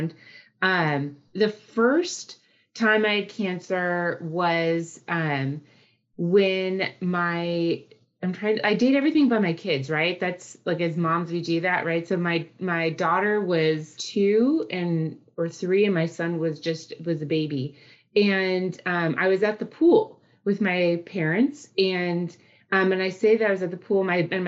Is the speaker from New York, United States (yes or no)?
no; Southern California, United States; accent: Valley girl; moved away as an adult; also born or lived in Boston / Orlando, Florida; I was born in Southern California, and for a few, you know, I'm going to totally date myself, but I'm a Valley girl